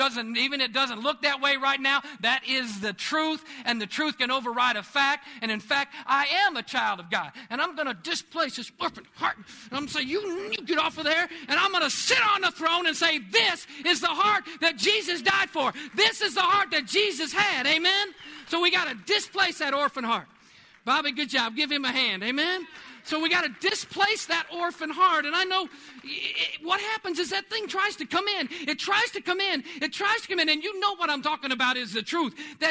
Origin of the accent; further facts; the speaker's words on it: New York, United States; born there; I didn't come from the right place. I was born up in New York. I'm not from Oklahoma.